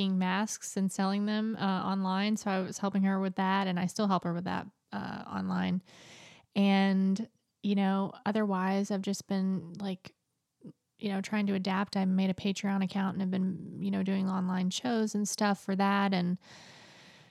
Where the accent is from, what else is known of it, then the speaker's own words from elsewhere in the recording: Nashville, Tennessee, United States; now in California, United States; I'm from Nashville, Tennessee. I now live in California